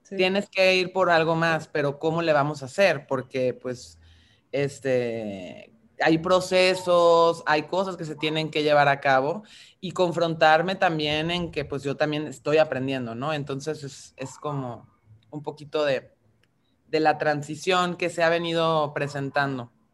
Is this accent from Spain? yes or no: no; Mexico; tenemos por contexto identitario como mexicanas, como mexicanos